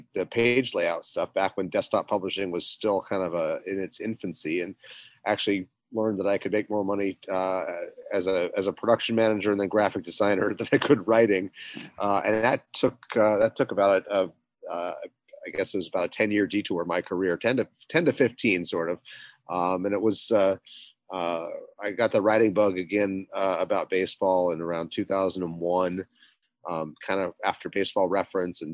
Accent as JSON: {"language": "English", "town": "Salt Lake City", "region": "Utah", "country": "United States", "tie": "born or raised there", "also_born_or_lived": "Seattle, Washington / Providence, Rhode Island / New York City", "moved": "as an adult", "lives_now": "Brooklyn, United States", "said": "I actually grew up in Salt Lake City. I was born in Seattle, bounced around the world really until I got to Salt Lake City. Spent from about preschool to high school in Salt Lake City"}